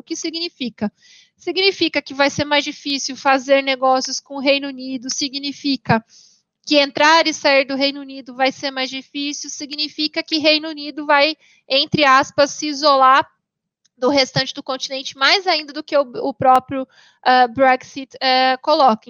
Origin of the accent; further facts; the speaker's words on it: Paraná, Brazil; now in São Paulo, Brazil; eu moro hoje em São Paulo, mas eu sou paranaense